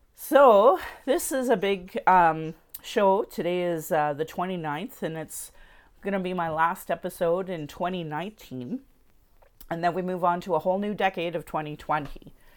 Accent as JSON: {"language": "English", "town": "Sylvan Lake", "region": "Alberta", "country": "Canada", "tie": "born or raised there", "also_born_or_lived": "Calgary", "said": "my husband and I grew up in Sylvan Lake, Alberta"}